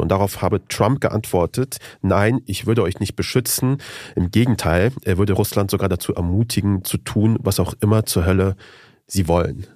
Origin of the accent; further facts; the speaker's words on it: Germany; also born or lived in Afghanistan (ancestry); bei uns zu Hause in Deutschland